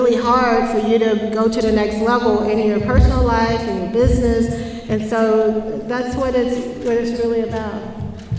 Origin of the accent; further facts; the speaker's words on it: Jackson, Mississippi, United States; I grew up in Jackson, Mississippi